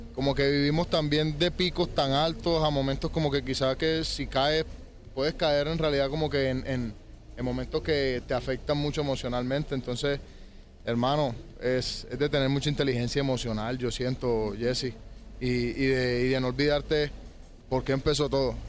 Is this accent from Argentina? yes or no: no; Colombia; aparte de Colombia, pues que es de donde yo soy